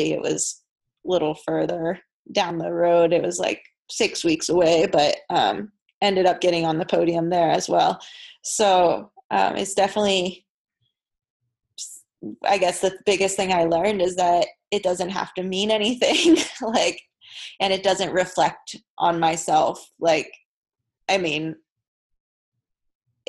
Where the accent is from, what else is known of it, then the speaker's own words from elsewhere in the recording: Hampstead, Maryland, United States; moved away; Hampstead camp, which is my hometown